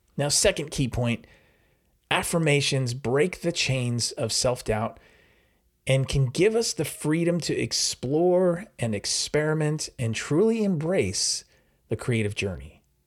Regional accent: New York, United States; now in New Jersey, United States; I'm from New York, uh, I live in New Jersey

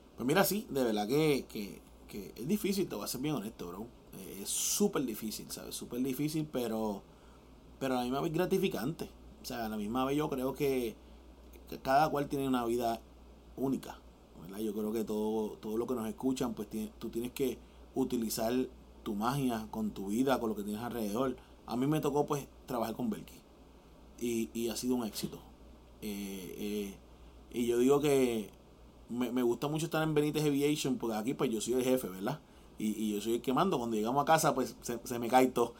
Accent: Puerto Rico; yo como boricua

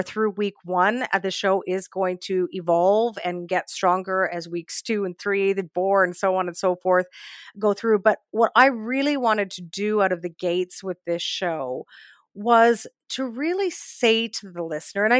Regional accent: Saskatoon, Saskatchewan, Canada; now in Toronto, Canada; born and raised in Saskatoon to parents who came to Canada back in 1967

